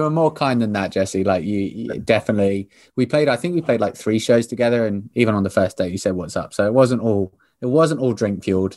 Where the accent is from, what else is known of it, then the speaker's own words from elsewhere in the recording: Southampton, South East England, United Kingdom; We are both from Southampton